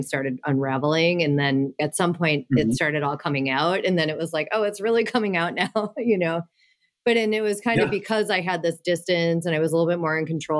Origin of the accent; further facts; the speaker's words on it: Minnesota, United States; moved away; I'm from Minnesota